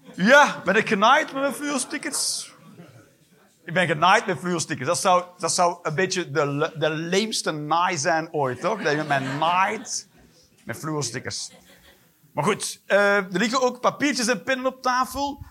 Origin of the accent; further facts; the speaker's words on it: Flanders, Belgium; En ik ben een Vlaming